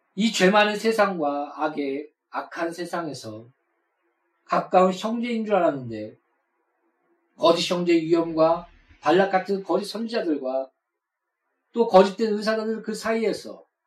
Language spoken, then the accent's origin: Korean; South Korea; 우리가 태어나고 싶어서 한국에 태어났습니까?